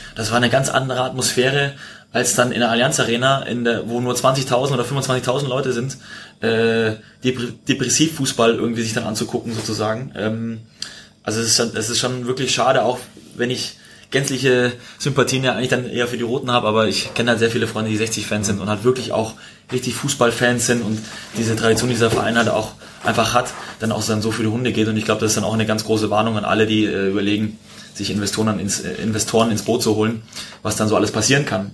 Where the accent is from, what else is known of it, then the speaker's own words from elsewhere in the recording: Munich, Bavaria, Germany; moved away; ich bin in München aufgewachsen